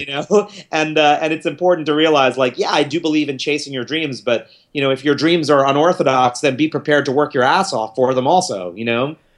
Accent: New York City, New York, United States; I was born here in New York City

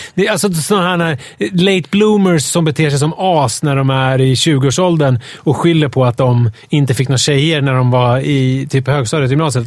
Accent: Sweden; som naiv svensk

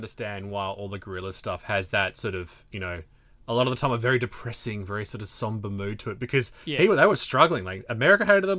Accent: Melbourne, Victoria, Australia; still in Victoria, dude. I'm from Melbourne.

